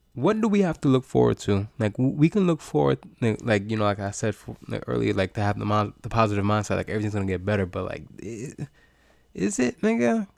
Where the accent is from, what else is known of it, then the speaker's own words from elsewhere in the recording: United States; I am American in America